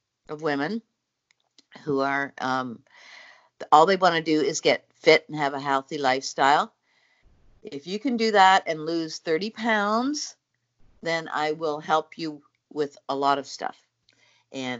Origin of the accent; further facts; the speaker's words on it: Newfoundland and Labrador, Canada; now in Cobourg, Canada; I've come from Canada, actually Cobourg, Ontario. I was born in Newfoundland.